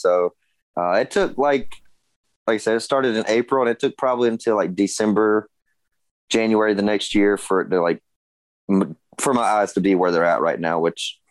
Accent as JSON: {"language": "English", "town": "Gastonia", "region": "North Carolina", "country": "United States", "tie": "born or raised there", "said": "I was born and raised here in North Carolina, right outside of Charlotte. Gastonia is the actual town"}